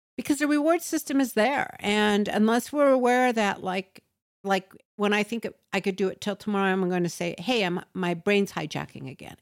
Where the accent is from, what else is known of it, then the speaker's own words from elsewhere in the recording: United States; first language English; we're American and we've only spoken English. Personally, I've spoken English and nothing else